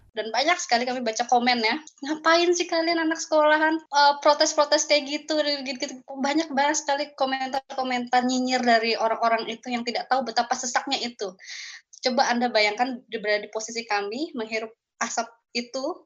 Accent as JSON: {"language": "Indonesian", "region": "Kalimantan", "country": "Indonesia", "tie": "born or raised there", "said": "saya lahir dan besar di Kalimantan dan saya juga adalah um, indigenous people atau uh, masyarakat adat Dayak"}